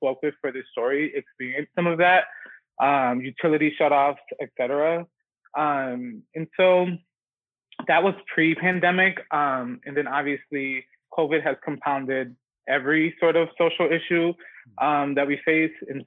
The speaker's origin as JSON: {"language": "English", "town": "Chicago", "region": "Illinois", "country": "United States", "said": "I'm from the Northwest side, like Humboldt Park, Logan Square. And I'm Puerto Rican"}